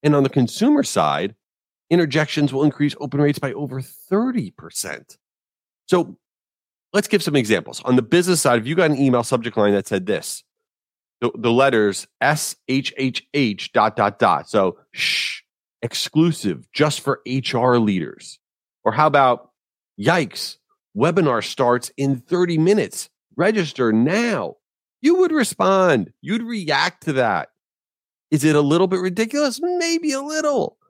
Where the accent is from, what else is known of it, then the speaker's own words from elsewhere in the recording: Jericho, New York, United States; now in Boca Raton, United States; I grew up in Jericho, New York, in Long Island